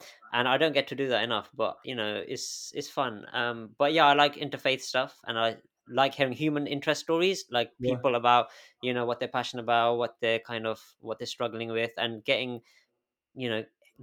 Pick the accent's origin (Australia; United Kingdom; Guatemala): United Kingdom; also born or lived in Galway, Ireland; growing up in this country